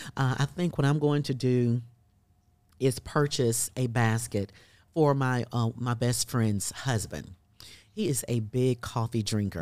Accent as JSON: {"language": "English", "region": "South Carolina", "country": "United States", "moved": "yes", "lives_now": "Birmingham, Alabama, United States", "said": "I'm originally from South Carolina"}